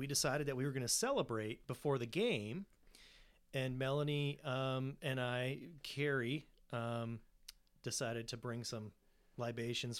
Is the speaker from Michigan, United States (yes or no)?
yes; Midland, Michigan, United States; moved away as an adult; also born or lived in Kalamazoo, Michigan; now in Grand Rapids, United States; originally I'm from Midland